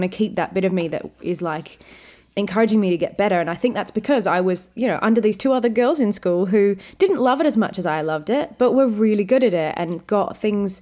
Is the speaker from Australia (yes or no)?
yes; Wagga Wagga, New South Wales, Australia; I'm from Wagga Wagga.